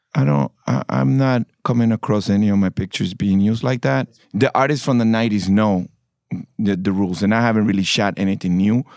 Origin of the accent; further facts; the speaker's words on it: Panama; I'm from Panama.